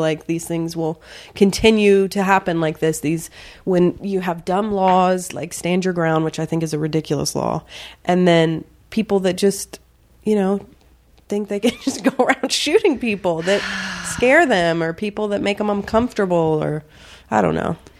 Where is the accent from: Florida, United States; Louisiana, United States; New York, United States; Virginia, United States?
Virginia, United States; also born or lived in the South; I grew up in the South and Virginia predominantly